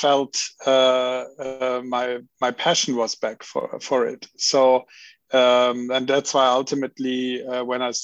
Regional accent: Cologne, North Rhine-Westphalia, Germany; I come from Cologne.

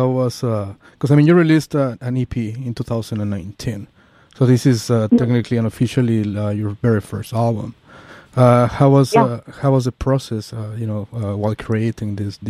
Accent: Mexico City, Mexico; also born or lived in New York; now in San Francisco, United States; I used to live in New York too, by the way, because I'm from Mexico City.

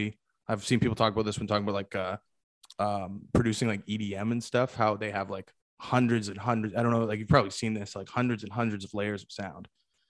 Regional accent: Victoria, British Columbia, Canada; I'm in Toronto right now, even though I'm from Victoria.

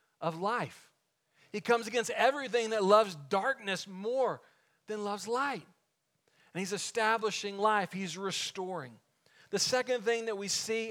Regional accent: Waco, Texas, United States; David Koresh and the Davidians, they get into their conflict with the ATF just outside of my hometown

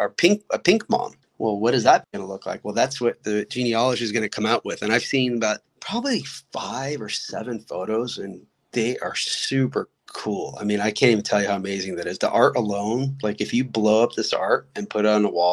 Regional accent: Odesa, Odesa Oblast, Ukraine; moved away; I was born in Odessa, which is Ukraine

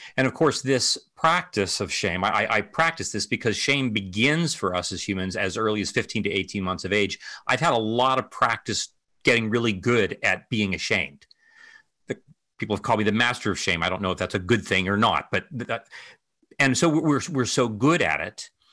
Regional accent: Ohio, United States; moved away; my home state of Ohio

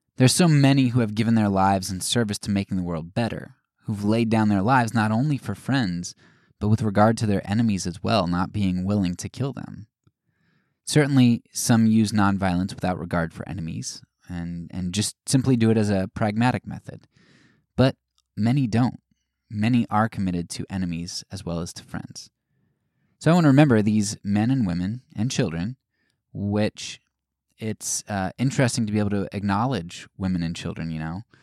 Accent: United States

